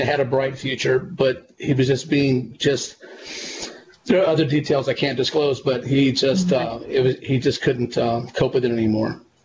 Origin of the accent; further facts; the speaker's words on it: California, United States; my hometown and um, in California